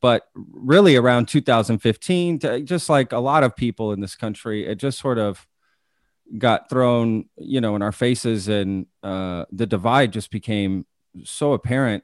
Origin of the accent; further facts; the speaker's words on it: Texas, United States; also born or lived in Omaha; I grew up in Texas